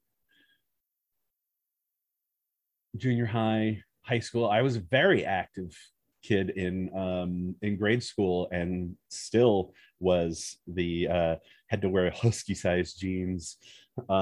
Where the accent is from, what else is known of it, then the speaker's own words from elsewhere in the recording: Southern California, United States; also born or lived in Wisconsin; I grew up in Southern California, but we moved to Wisconsin for a few years